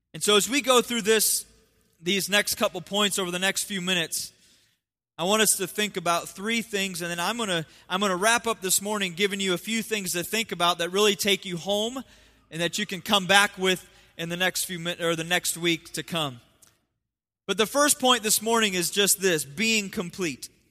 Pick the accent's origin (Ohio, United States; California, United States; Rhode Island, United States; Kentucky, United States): Ohio, United States; moved away; I'm from Ohio